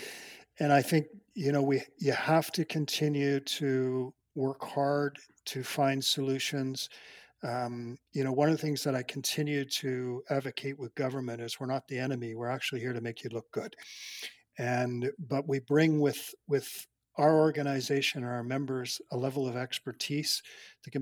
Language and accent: English; Canada; I'm a Canadian, and I'm very proud of this country